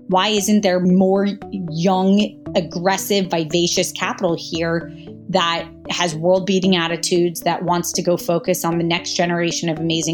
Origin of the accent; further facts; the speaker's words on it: Jacksonville, Florida, United States; also born or lived in Kentucky; my parents moved to Jacksonville, Florida when I was 8 months old. So as far as I know, I really born and raised essentially in Florida